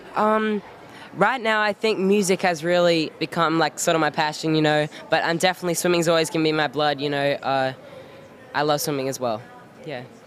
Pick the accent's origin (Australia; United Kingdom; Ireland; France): Australia; moved away; am from Australia. You can tell by my accent